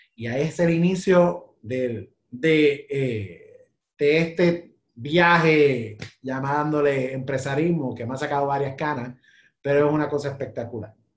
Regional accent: Puerto Rico; Nosotros somos como la China del Caribe

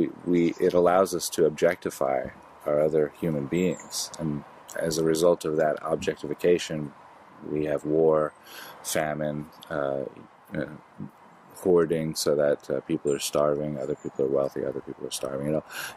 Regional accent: United States

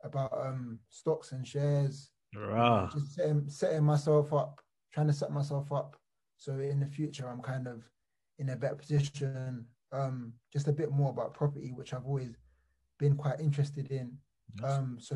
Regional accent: London, United Kingdom; I was born in Wandsworth Borough, Battersea

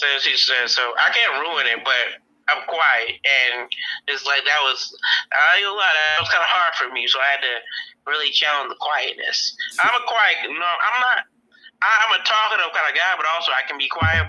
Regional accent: Philadelphia, Pennsylvania, United States; I'm like, I'm from Philly. But he was like, yeah, you don't seem like you're from Atlanta. I was like, I'm not. I was one of those kids that traveled a lot.

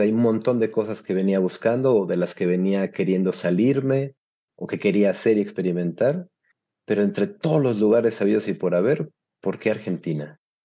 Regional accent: Mexico; now in Turin, Italy

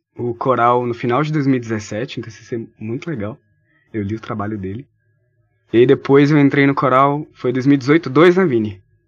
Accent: São Francisco, Minas Gerais, Brazil; also born or lived in Montes Claros / Januária; now in Viçosa, Brazil; Eu sou Montes Clarense. minha família, eu cresci em São Francisco, que é a cidade da minha família

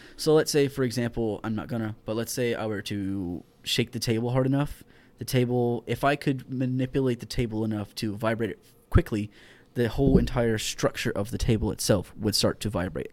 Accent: Houston, Texas, United States; moved away; I am from Houston, Texas, born and raised.

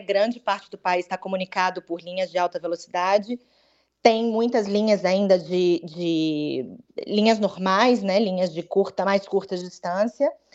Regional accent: Vitória, Espírito Santo, Brazil; moved away as an adult; now in Madrid, Spain; é a cidade onde eu cresci

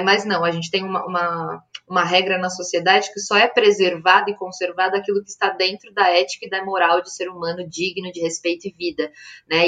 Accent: North Region, Brazil; now in São Paulo, Brazil

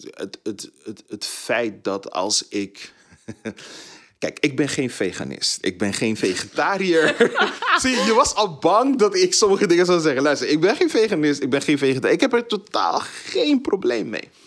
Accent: Suriname; Ik ben Surinamer, maar ik kom met twee bevolkingsgroepen uit Suriname.

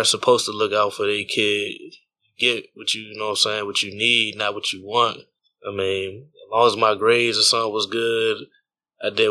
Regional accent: Temple Hills, Maryland, United States; also born or lived in Virginia / Washington, D.C. / Richmond, Virginia; I grew up in Maryland and D.C., so I grew up in D.C. because of him

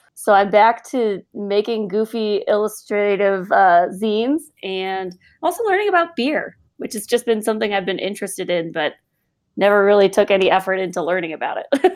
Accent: just outside of Chicago, Illinois, United States; moved away as an adult; now in Colorado, United States; I'm originally from Illinois, just outside of Chicago

